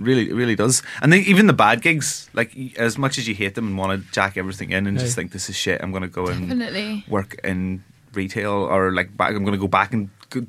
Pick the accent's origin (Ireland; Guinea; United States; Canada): Ireland; I'm Irish